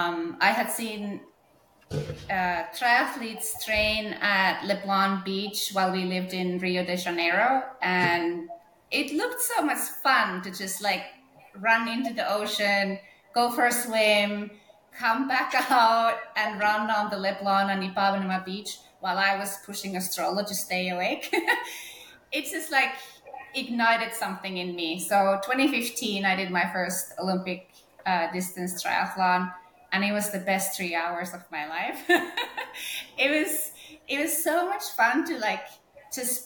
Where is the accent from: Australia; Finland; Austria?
Finland; northern Finland; moved away as an adult; also born or lived in Norway; I was growing up in North Finland.